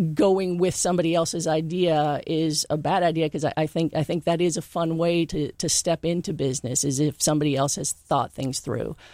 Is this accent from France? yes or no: no; San Joaquin Valley, California, United States; I grew up in California, in the San Joaquin Valley, from a huge, boisterous, happy family